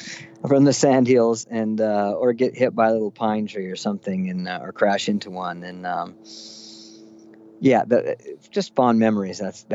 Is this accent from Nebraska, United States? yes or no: yes; Nebraska, United States; also born or lived in Spain; now in Nashville, United States; I was here in Nashville and just had memories of growing up in Nebraska